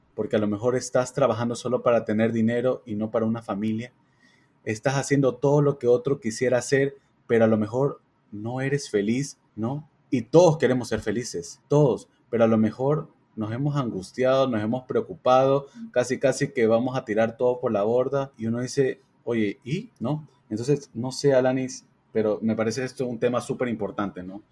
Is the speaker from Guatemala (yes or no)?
no; Ecuador; Somos cuatro amigos, somos de Ecuador